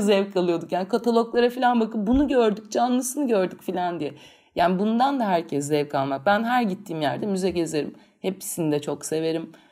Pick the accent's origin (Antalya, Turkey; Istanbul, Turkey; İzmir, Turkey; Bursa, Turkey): İzmir, Turkey; also born or lived in Çeşme; biz İzmirliyiz, Çeşme'de çok büyük bir zamanımızı